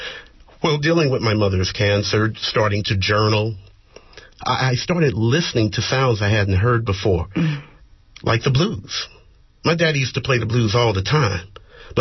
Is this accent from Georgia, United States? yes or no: no; St. Louis, Missouri, United States; also born or lived in Canada; now in California, United States; I grew up in St. Louis, Missouri, and as soon as I could, I left St. Louis